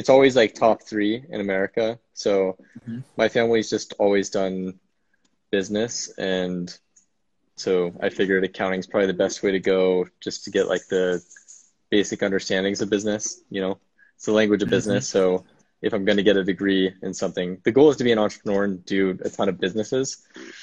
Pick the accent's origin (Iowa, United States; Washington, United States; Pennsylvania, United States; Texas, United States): Washington, United States; Seattle; moved away; also born or lived in Utah / Provo, Utah; I'm from Utah, but I was raised in Seattle.